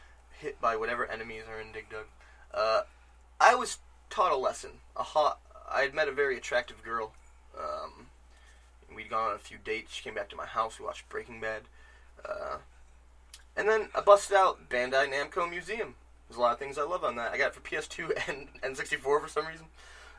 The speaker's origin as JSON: {"language": "English", "region": "Michigan", "country": "United States", "said": "I'm from Michigan."}